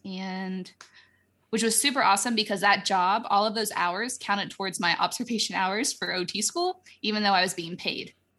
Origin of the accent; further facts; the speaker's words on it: Florida, United States; moved away; I'm from Florida, like, we have hurricanes